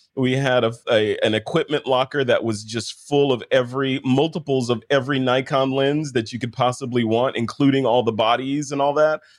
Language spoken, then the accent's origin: English; United States; accent: American; this boring American accent that I have